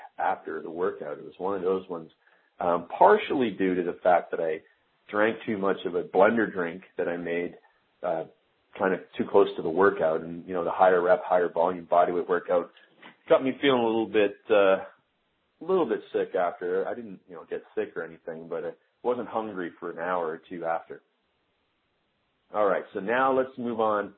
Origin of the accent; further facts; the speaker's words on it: Stratford, Ontario, Canada; moved away; my hometown of Stratford, Ontario